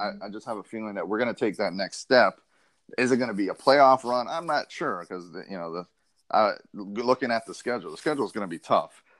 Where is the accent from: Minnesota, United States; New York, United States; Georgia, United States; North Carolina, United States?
New York, United States; now in Florida, United States; I was born in New York, so my whole family is Giants and Jets fans